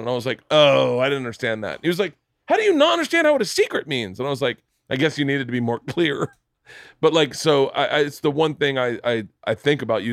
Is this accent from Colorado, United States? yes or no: no; Florida, United States; I'm from Florida.